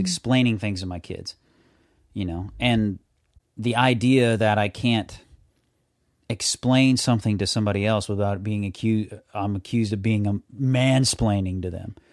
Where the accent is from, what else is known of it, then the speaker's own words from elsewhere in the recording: the South, United States; I'm from the South